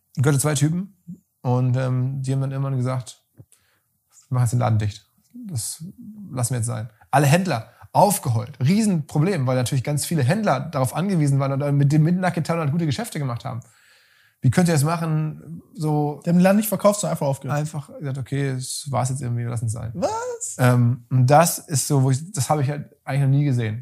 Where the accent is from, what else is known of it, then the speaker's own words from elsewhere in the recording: Essen, North Rhine-Westphalia, Germany; in meiner Heimatstadt